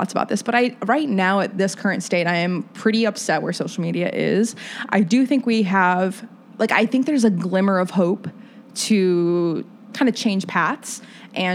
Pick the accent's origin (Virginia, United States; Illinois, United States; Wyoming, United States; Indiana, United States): Indiana, United States; Fort Wayne; moved away; growing up in Fort Wayne, and I love where I'm from